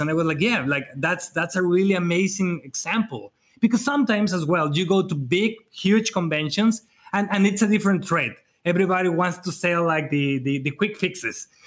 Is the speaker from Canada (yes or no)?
no; Mexico; at, least in Mexico, uh, at least in my hometown, at least in my area